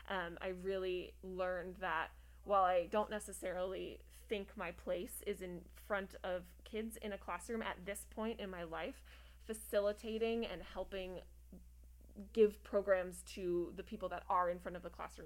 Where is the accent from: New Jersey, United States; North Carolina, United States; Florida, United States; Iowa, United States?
New Jersey, United States; moved away as an adult; also born or lived in Durango, Colorado; now in Arizona, United States; I was actually born and raised in New Jersey, which is very different than Arizona.